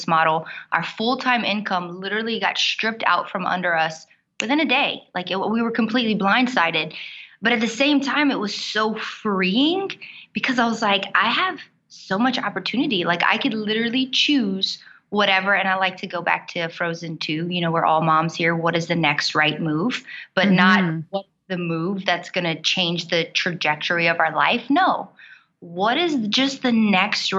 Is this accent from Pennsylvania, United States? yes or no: no; South Louisiana, United States; accent: Cajun; I'm from South Louisiana. You might hear my accent when I get a little bit excited. I'm a Cajun woman